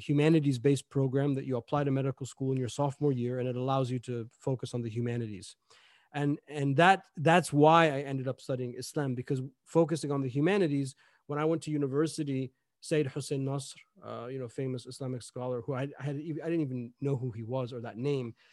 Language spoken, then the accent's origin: English; Gaithersburg, Maryland, United States; I grew up in, uh, Gaithersburg, Maryland